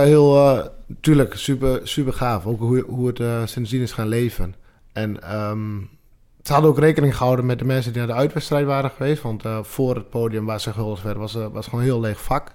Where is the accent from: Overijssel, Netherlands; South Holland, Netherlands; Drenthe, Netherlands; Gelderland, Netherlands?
Drenthe, Netherlands; geboren en getogen in, eh, in de provincie zelf